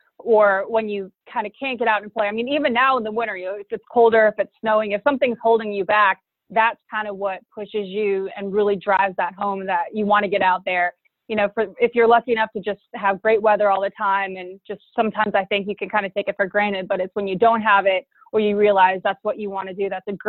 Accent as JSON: {"language": "English", "town": "Charlotte", "region": "North Carolina", "country": "United States", "tie": "born or raised there", "said": "I'm originally from Charlotte, North Carolina, and I was fortunate enough to grow up on a golf course."}